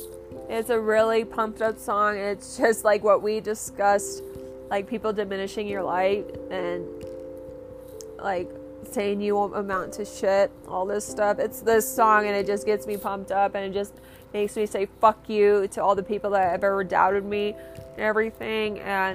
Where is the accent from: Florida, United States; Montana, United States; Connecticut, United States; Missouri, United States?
Florida, United States; Orlando; We're from Orlando, Florida.